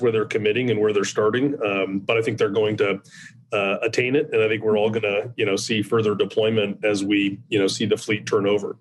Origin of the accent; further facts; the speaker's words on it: Nebraska, United States; I'm from Nebraska